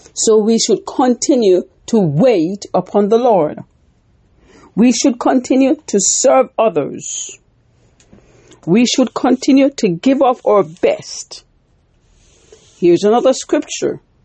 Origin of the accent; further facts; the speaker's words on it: Jamaica; When I grew up in Jamaica, we made corn dumpling.